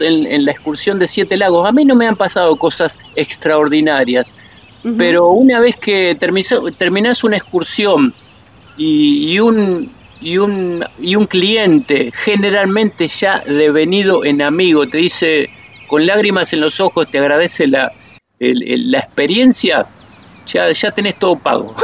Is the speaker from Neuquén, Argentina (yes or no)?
yes; San Martín de los Andes, Neuquén, Argentina; mi pueblo, que es San Martín de los Andes